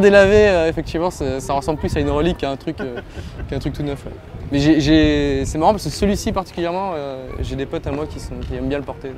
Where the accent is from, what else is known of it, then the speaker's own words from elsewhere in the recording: Var, Provence-Alpes-Côte d'Azur, France; je viens du Var. mes parents sont varois